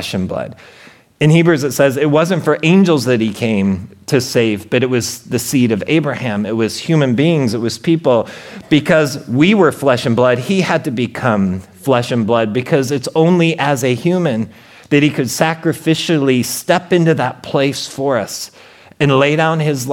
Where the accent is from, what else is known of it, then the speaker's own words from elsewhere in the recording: Portland, Oregon, United States; I'm from Portland, Oregon